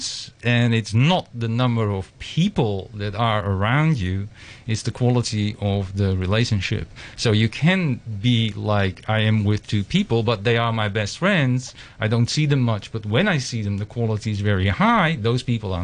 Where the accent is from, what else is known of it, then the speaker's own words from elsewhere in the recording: Amsterdam, North Holland, Netherlands; moved away as an adult; now in Hong Kong; I come from the Netherlands, Amsterdam